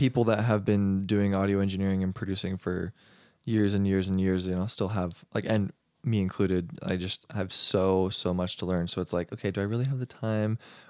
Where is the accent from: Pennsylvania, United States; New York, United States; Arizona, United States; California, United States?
Arizona, United States; I grew up in Arizona.